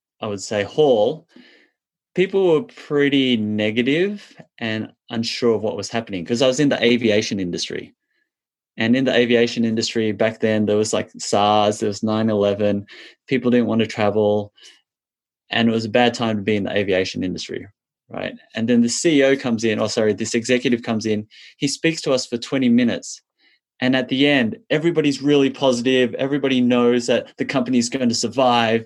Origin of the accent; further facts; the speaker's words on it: Australia; I grew up as a little Chinese boy in Australia, where a lot of the people around me were Caucasian Australians